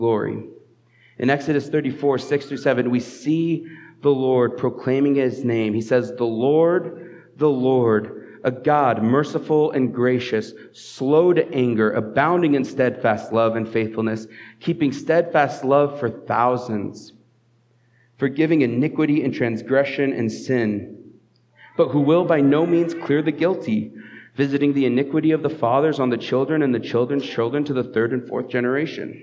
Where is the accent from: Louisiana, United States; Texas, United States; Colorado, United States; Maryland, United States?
Colorado, United States; Southeast; now in Fort Collins, United States; I grew up in Southeast Colorado